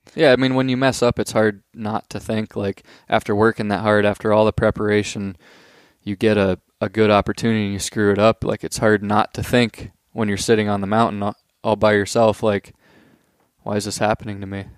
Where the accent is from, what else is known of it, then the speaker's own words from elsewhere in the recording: Pennsylvania, United States; we're from Pennsylvania